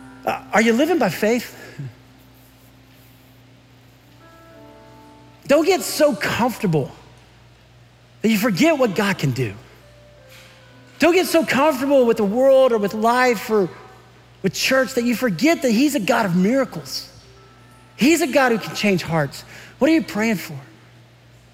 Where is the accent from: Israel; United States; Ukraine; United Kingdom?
United States; San Antonio, Texas; moved away; I grew up in San Antonio, Texas, which is about 85 miles from Uvalde